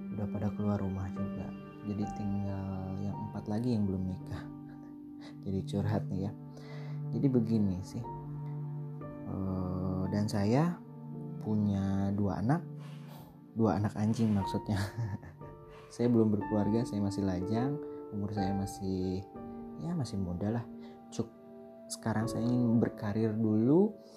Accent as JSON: {"language": "Indonesian", "town": "Bandung", "region": "West Java", "country": "Indonesia", "said": "saya dari Bandung"}